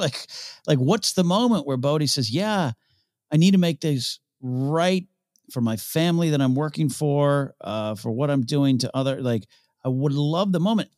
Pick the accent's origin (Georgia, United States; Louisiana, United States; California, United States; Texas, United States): California, United States; San Luis Obispo; San Luis Obispo, my hometown